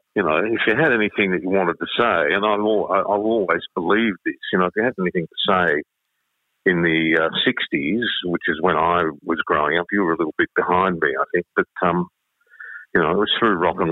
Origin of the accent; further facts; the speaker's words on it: Croydon, Victoria, Australia; I grew up in Croydon